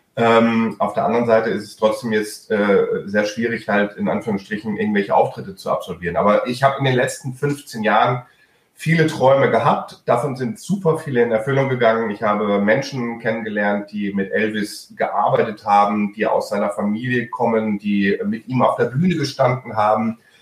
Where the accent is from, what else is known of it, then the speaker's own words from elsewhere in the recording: Germany; first language German; Meine Muttersprache ist Deutsch